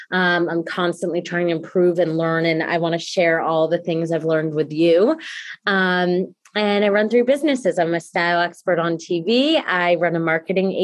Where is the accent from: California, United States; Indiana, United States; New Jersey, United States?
New Jersey, United States; Mendham; I grew up in Mendham, New Jersey, from a family of entrepreneurs